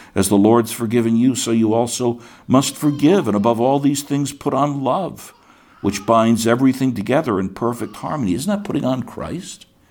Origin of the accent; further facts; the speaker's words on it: United States; when I was born in 1951, I was born as an American citizen.